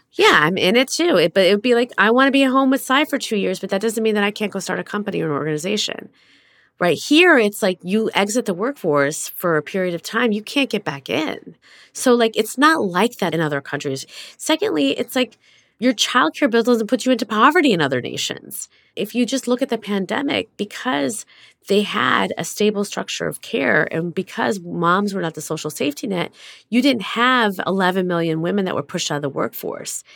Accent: United States

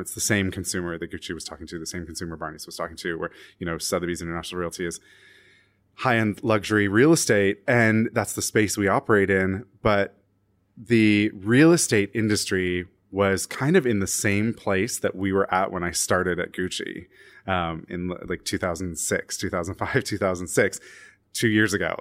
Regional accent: Canada; now in New York City, United States; I'm Canadian.

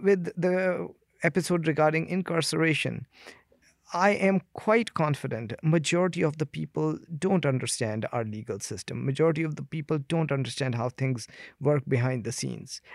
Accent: India; now in Canada; I come from India where human rights violation is, uh, daily occurrence

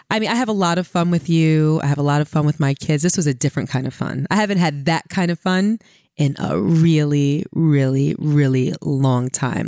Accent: New York City, New York, United States; I'm from Brooklyn

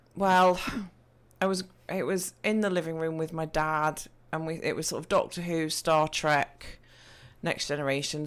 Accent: East Midlands, United Kingdom; I am from, uh, the Midlands of the U K, so if you're looking at a map and you see Nottingham, Leicestershire, Derbyshire, that's, I'm in that vicinity of, of Great Britain.

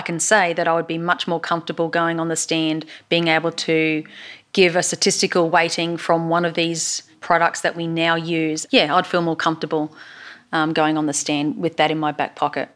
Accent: Queensland, Australia; accent: Queensland; now in Texas, United States; my Queensland accent

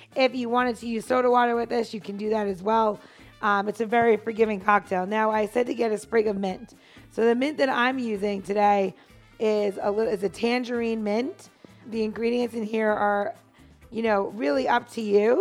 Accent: New York City, New York, United States; moved away; I'm from New York City

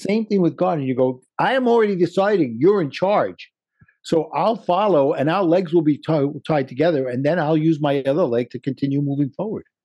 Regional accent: New York City, New York, United States; accent: Brooklyn; my Brooklyn accent

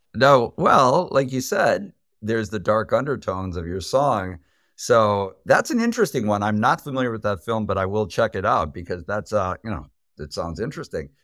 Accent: United States; as an American

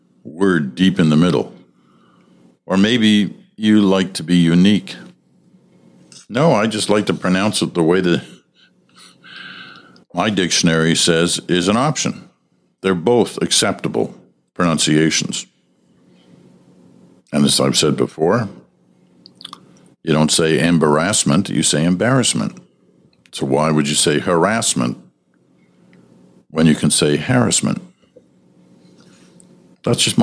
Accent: Stratford, Ontario, Canada; my hometown, Stratford

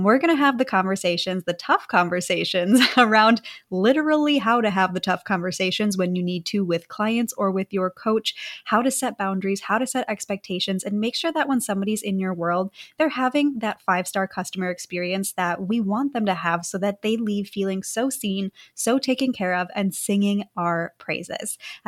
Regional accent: Wisconsin, United States; moved away; looking back at who I was in Wisconsin.

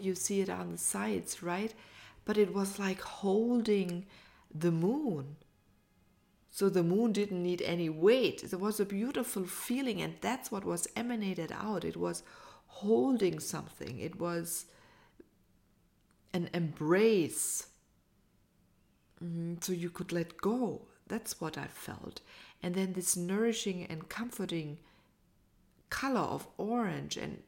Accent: United States; as an American

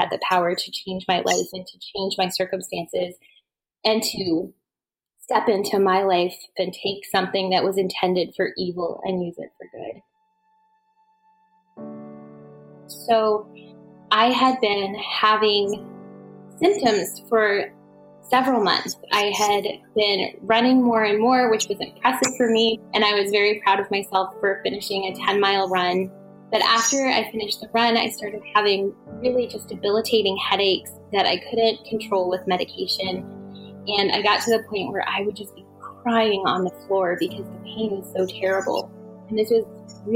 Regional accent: Woodbridge, Virginia, United States; I grew up in Northern Virginia

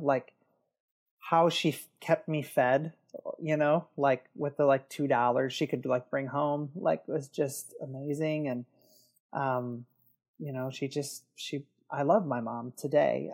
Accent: Detroit, Michigan, United States; I grew up in the Detroit area. Um, that's where I live now.

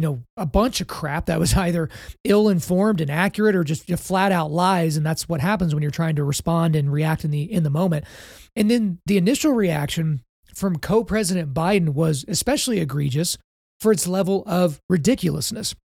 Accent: Oklahoma, United States; my home state of Oklahoma

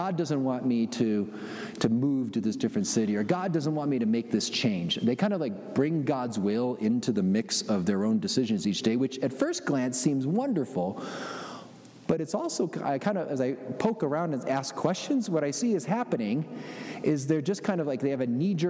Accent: Chicago, Illinois, United States; I'm from Chicago

